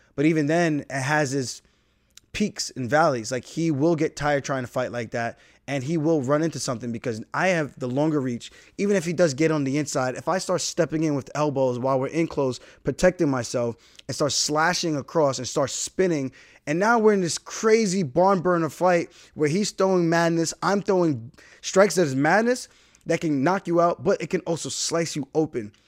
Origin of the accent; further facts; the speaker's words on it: United States; I'm American. My parents are Jamaican.